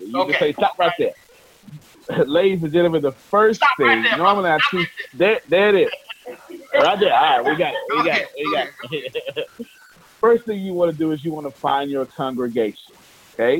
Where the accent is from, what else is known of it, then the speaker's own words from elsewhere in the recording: Texas, United States; I'm from Texas